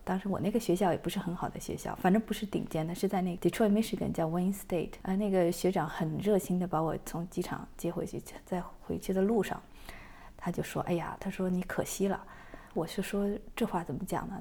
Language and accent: Chinese; Beijing, China; moved away as an adult; also born or lived in Wuhan, China; now in Southern California, United States; 我是北京人嘛